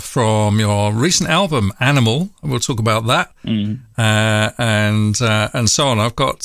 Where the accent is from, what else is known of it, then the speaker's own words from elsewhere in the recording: London, United Kingdom; I'm from North London, and that's probably nearly as hard to hide.